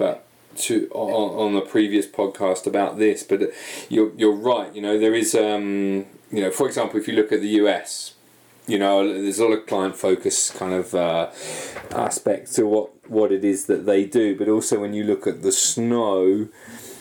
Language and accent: English; United Kingdom; moved away; obviously I'm British